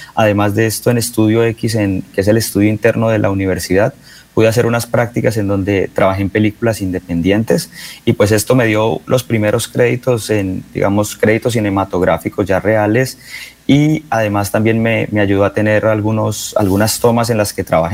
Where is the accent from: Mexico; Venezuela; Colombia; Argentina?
Colombia; Bucaramanga, Santander; moved away as an adult; also born or lived in San Francisco; yo soy de Bucaramanga, yo nací en la Clínica Comuneros